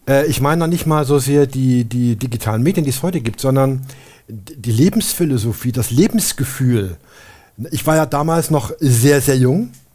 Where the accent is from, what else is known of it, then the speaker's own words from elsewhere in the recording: GDR, East Germany, Germany; ich bin ja in der DDR geboren und da aufgewachsen